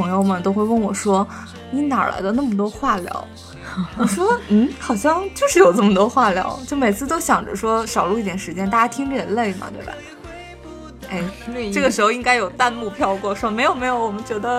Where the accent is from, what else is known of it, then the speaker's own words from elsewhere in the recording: China; 我们中国人说的